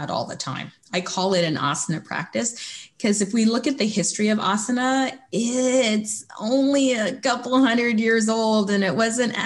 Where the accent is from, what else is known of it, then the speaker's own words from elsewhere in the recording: Canada; being Canadian